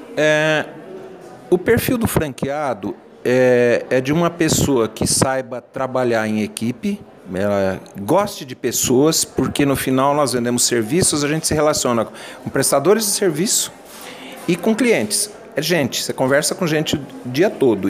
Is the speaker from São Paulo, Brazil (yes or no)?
yes; São José do Rio Preto, São Paulo, Brazil; Eu venho do interior de São José do Rio Preto